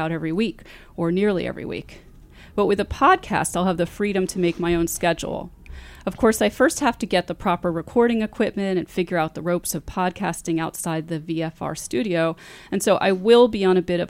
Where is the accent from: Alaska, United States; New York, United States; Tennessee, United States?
New York, United States; New York City; I grew up in New York City